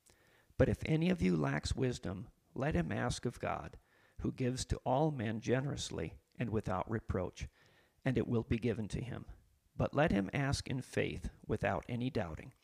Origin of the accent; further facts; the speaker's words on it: Huron, United States; moved away as an adult; also born or lived in Philippines / Oklahoma; I grew up mostly in Huron, and I'm back now.